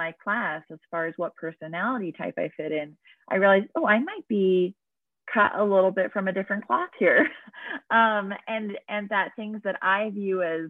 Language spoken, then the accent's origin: English; New Jersey, United States; I grew up in New Jersey